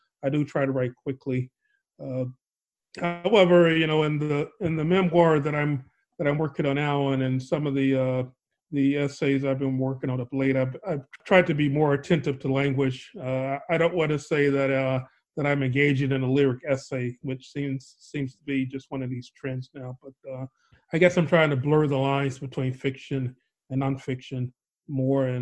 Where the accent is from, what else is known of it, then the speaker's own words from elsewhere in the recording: Chicago, Illinois, United States; moved away; also born or lived in New York; having grown up in a place like Chicago and then having lived in New York for many years